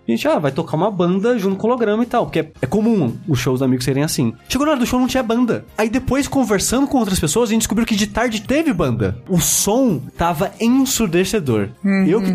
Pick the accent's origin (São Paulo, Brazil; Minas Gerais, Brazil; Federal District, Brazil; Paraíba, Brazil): São Paulo, Brazil; Queluz; now in São Paulo, Brazil; minha cidade natal, que chama aqui Luz